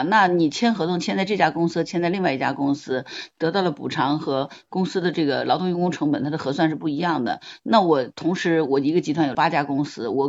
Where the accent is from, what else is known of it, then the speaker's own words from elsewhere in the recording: Hangzhou, Zhejiang, China; 我来自杭州。